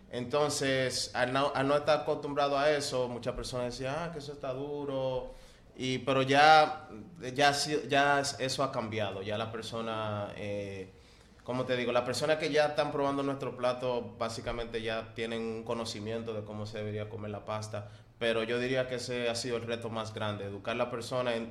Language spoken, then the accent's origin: Spanish; Manzanillo, Monte Cristi, Dominican Republic; Bueno, eh, yo vengo de Manzanillo, eso es en la línea noroeste, por ahí por, Montecristi.